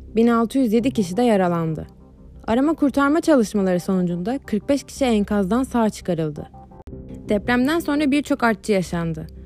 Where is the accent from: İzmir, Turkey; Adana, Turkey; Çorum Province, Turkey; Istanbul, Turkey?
İzmir, Turkey; Bir İzmirli olarak